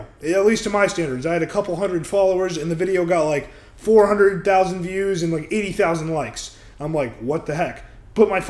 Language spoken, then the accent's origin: English; Orlando, Florida, United States; also born or lived in Georgia; I'm actually from Orlando, Florida. I was I wasn't born in Florida, I was born in Georgia, but that doesn't even matter. I spent most of my life in Florida